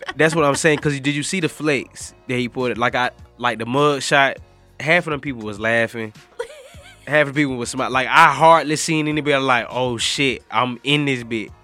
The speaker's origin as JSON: {"language": "English", "town": "Macon", "region": "Georgia", "country": "United States", "said": "I'm from Macon, Georgia"}